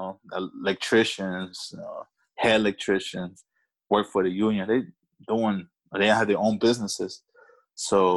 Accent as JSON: {"language": "English", "town": "Alexandria", "region": "Virginia", "country": "United States", "accent": "A-City talk", "moved": "yes", "lives_now": "Woodbridge, United States", "said": "I was talking that A-City talk over there"}